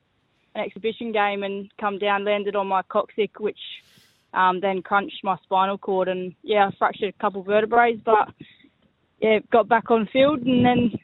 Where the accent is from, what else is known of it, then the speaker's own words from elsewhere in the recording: Hamley Bridge, South Australia, Australia; I grew up playing football with the boys at Hamley Bridge